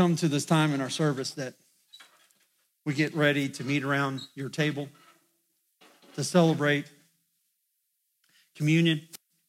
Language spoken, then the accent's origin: English; Indiana, United States; now in West Virginia, United States; I'm not from West Virginia, but I've lived here long enough that I feel like I'm a West Virginian. You know why? Because when I go back to Indiana, my friends just say, "Will you just start talking?"